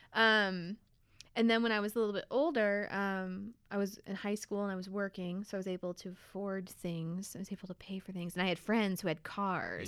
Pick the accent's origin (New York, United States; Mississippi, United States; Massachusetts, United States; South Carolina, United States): New York, United States; Fulton; moved away as an adult; now in Bellingham, United States; I'm originally from, uh, upstate New York